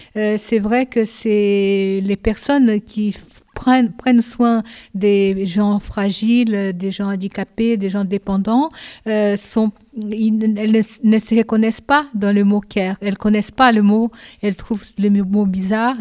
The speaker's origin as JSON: {"language": "French", "country": "Brazil", "tie": "born or raised there", "also_born_or_lived": "Japan", "second_language": "French", "moved": "as an adult", "lives_now": "France", "said": "je suis née au Japon. À l'âge de 5 ans, je suis allée au Brésil et j'ai resté au Brésil de 5 ans à 22 ans et j'ai fait toute ma scolarité au Brésil"}